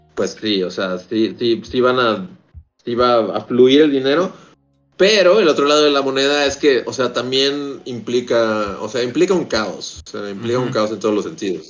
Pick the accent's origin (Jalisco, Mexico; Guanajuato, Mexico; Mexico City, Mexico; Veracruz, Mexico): Mexico City, Mexico; moved away as an adult; Yo llevo siendo chilango toda mi vida